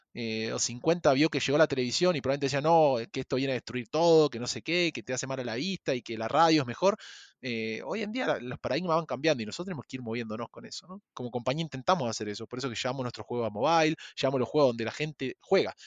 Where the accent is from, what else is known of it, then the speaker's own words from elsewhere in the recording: Argentina; moved away as an adult; also born or lived in Chile; now in Mexico; yo soy argentino, viví en Chile cinco años y hace dos años me vine a vivir a México